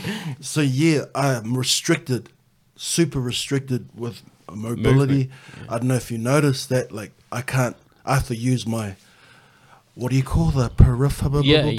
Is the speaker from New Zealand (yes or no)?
yes; New Zealand; moved away as an adult; now in Canberra, Australia; I'm originally from Kiwi Aotearoa, land of the long white crown.